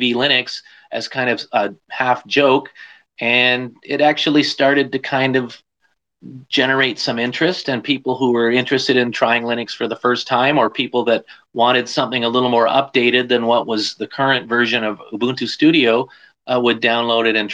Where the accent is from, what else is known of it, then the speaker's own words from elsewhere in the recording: Canada; I'm Canadian